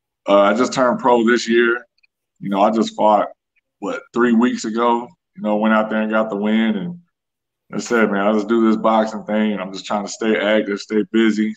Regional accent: Killeen, Texas, United States; also born or lived in St. Louis, Missouri, United States; now in Houston, United States; I've lived in Killeen almost my whole life

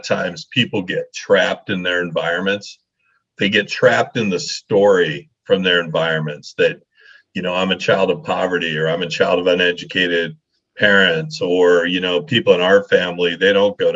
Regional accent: Leadville, Colorado, United States; I grew up in Colorado. I grew up in this little mining town called Leadville, Colorado, up in the middle

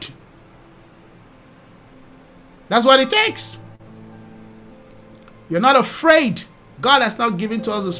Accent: Nigeria; now in South Africa; I'm from Nigeria

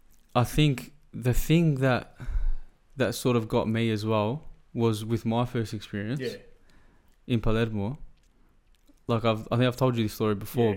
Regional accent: Australia; moved away; I'm from Australia as well?

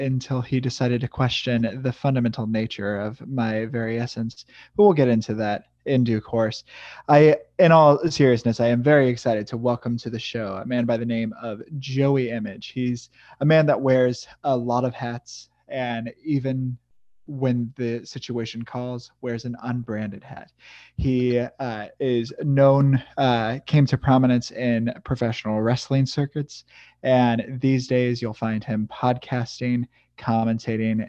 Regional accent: Midwest, United States; now in St. Petersburg, United States; I was born and raised in the Midwest

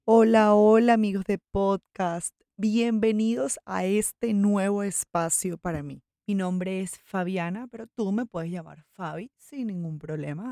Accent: Venezuela; moved away as an adult; now in Medellín, Colombia; Yo soy venezolana, vivo en Colombia desde hace seis años

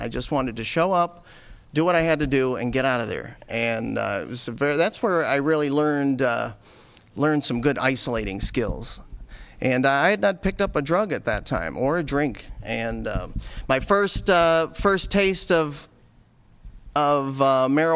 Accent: Buffalo, New York, United States; I was born in Buffalo

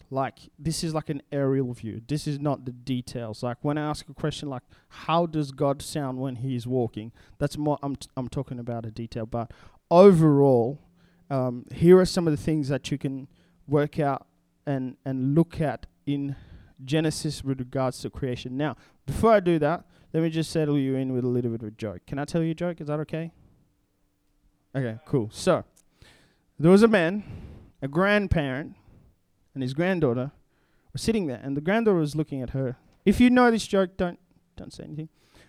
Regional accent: DR Congo; English is a second language; So if I come from the Congo and I grew up in a completely different culture. I already spoke two languages by the time I was 12. And so when we're talking, I had to learn how to think in English

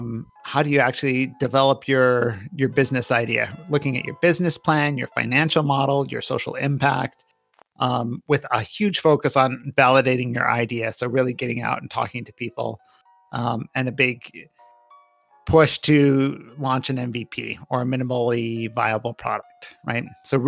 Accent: Minnesota, United States; also born or lived in Michigan / Connecticut; now in Columbus, United States; I grew up all over. So Minnesota, Michigan, Connecticut. Worked out in California for a bit. So I've moved around a bit in my life. I did not grow up in Ohio, so it was a little awkward coming to Columbus and not knowing anything.

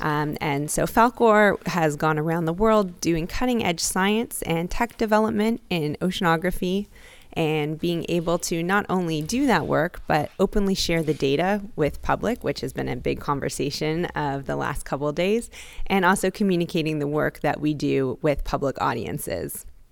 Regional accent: Toronto, Ontario, Canada; moved away as an adult; now in Hawaii, United States; I'm actually from Toronto, Canada, but have been in Hawaii almost twenty years now

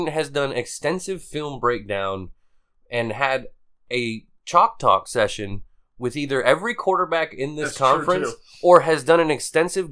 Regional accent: Fort Myers, Florida, United States; we're from Fort Myers, Florida

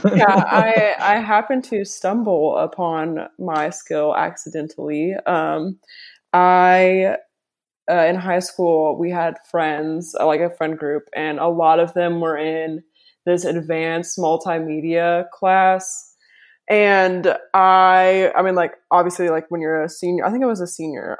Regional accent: Bowling Green, Kentucky, United States; I'm from Bowling Green.

